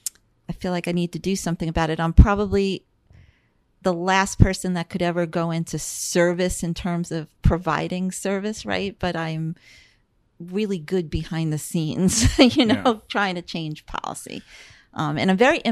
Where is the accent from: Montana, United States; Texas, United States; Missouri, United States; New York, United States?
New York, United States; Long Island, Nassau County; moved away as an adult; also born or lived in New Jersey; now in Florida, United States; Born and raised in New York and then moved to New Jersey